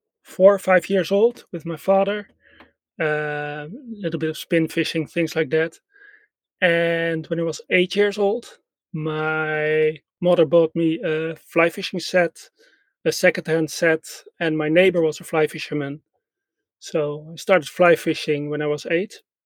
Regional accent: Netherlands; In the Netherlands, basically everywhere in the Netherlands. I moved a lot. And the last 20 years in the south of the Netherlands, near Belgium and Germany.

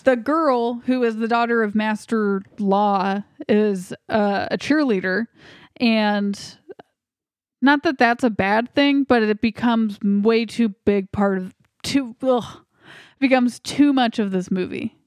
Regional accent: United States; as an American

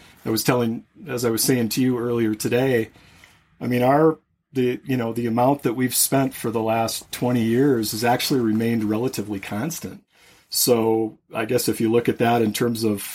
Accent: Minnesota, United States; moved away; I grew up in Minnesota

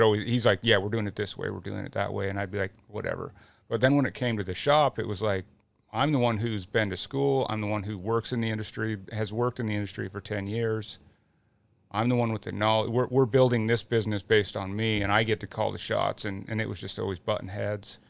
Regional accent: Utah, United States; growing up in Utah and being around it and having family that is in it

